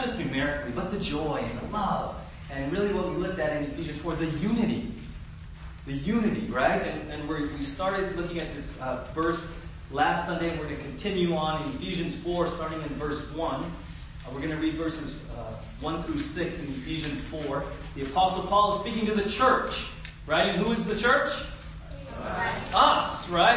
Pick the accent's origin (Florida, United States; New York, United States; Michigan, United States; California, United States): California, United States; San Diego; I grew up in San Diego